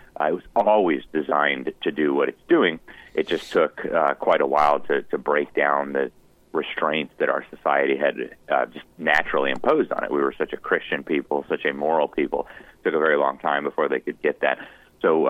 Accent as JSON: {"language": "English", "country": "United States", "said": "as an American"}